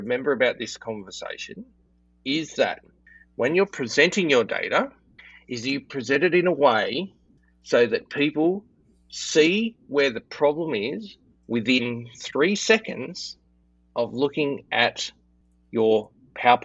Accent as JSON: {"language": "English", "country": "Australia", "said": "I'm Australian"}